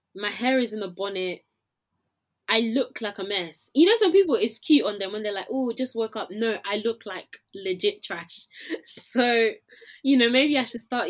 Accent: Nigeria; now in London, United Kingdom; as a Nigerian, I can roast my people

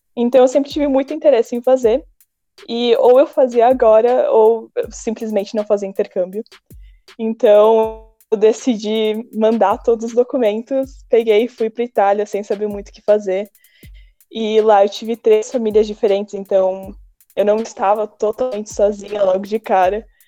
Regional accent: Brazil; Ninguém acreditava que eu fosse brasileira.

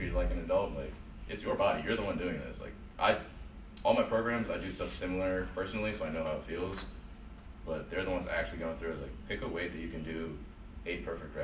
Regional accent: Pittsburgh, Pennsylvania, United States; moved away; I'm from Pittsburgh, Robert Morris is back home.

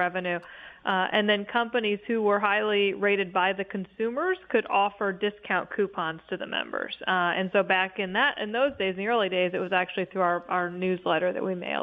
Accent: Indiana, United States; moved away as an adult; also born or lived in Ohio; I was living in a city I didn't know because I was from Indiana and moved to Ohio

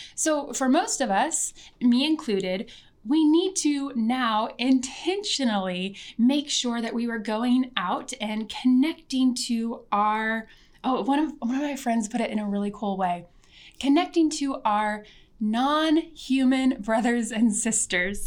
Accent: Missouri, United States; I was born in America in Missouri on what was once the Ozark and Missouri people's land.

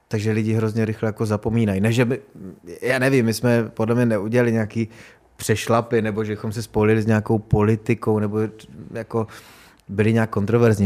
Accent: Beskids, Czechia; jsem z Besky

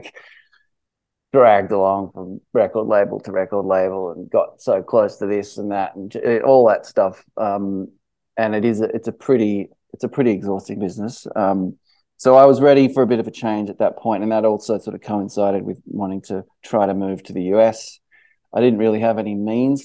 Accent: Sydney, New South Wales, Australia; moved away as an adult; now in Los Angeles, United States; I grew up in Sydney and Balmain.

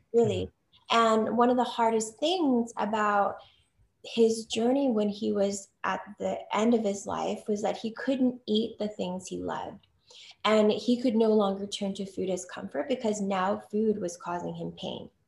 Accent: United States; I'm Chinese American, firstborn, you know, first generation born here in the US

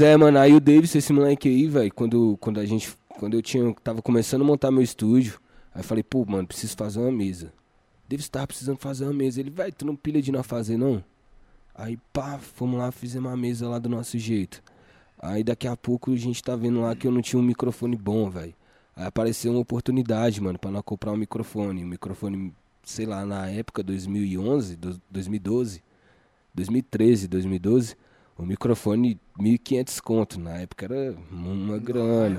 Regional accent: Planaltina, Goiás, Brazil; eu sou de Planaltina, mas eu não sou de Planaltina, porque como eu colava na Ceilândia lá com vocês, eu falava, mano, sou lá do, do de Brasilinha

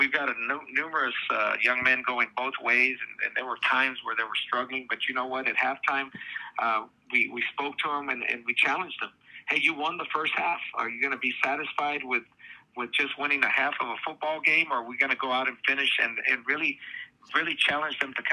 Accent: Donna, Texas, United States; my hometown at the stadium that I played at when I growing up

